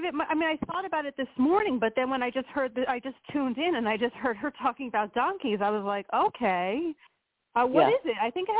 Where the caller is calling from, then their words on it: Pennsylvania, United States; from Pennsylvania